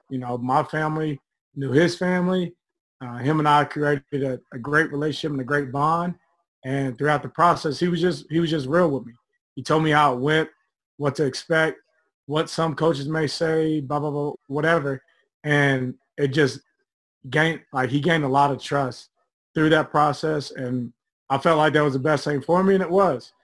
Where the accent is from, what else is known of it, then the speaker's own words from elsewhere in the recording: Evansville, Indiana, United States; moved away; from Evansville, Indiana, born and raised